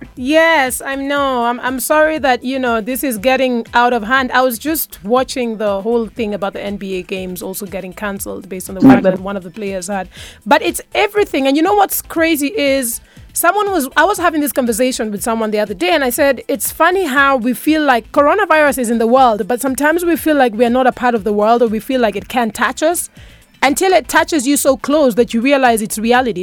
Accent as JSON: {"language": "English", "country": "Kenya", "said": "me being proudly Kenyan"}